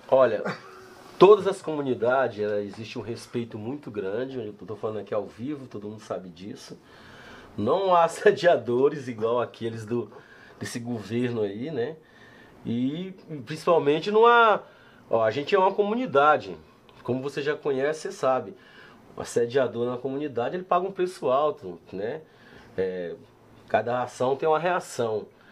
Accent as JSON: {"language": "Portuguese", "town": "São Luís", "region": "Maranhão", "country": "Brazil", "also_born_or_lived": "Barra do Corda, Maranhão / São Paulo", "moved": "yes", "lives_now": "Ribeirão Preto, Brazil", "said": "eu sou de São Luís do Maranhão, eu cheguei aqui há 18 anos atrás, 19 anos atrás"}